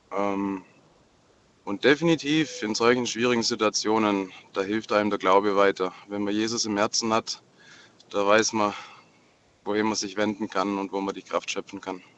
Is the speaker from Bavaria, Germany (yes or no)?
no; Marburg, Hesse, Germany; Ich komme ja aus Marburg